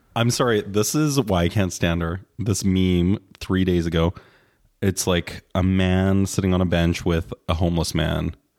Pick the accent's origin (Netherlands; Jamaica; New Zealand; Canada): Canada; as a Canadian